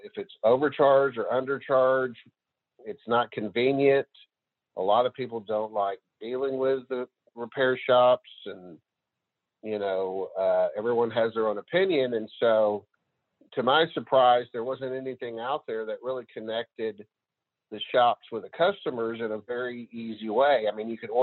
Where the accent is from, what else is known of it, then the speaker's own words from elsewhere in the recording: near Marshall, Northeast Texas, United States; Northeast Texas area, a little town outside of Marshall, doesn't have a stoplight.